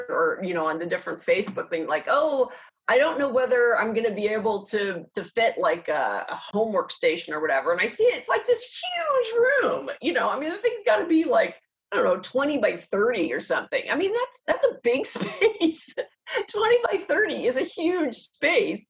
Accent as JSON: {"language": "English", "town": "Pittsburgh", "region": "Pennsylvania", "country": "United States", "tie": "born or raised there", "moved": "yes", "lives_now": "California, United States", "said": "I grew up in Pittsburgh"}